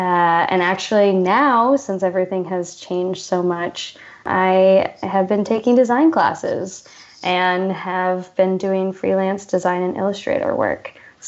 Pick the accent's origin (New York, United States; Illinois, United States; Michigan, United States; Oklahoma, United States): Illinois, United States; Champaign; born and raised in Champaign, Illinois.